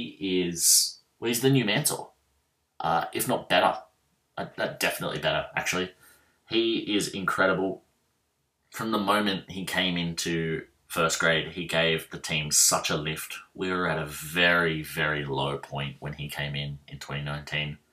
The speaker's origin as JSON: {"language": "English", "town": "Penrith", "region": "New South Wales", "country": "Australia", "tie": "born or raised there", "said": "I'm from Penrith"}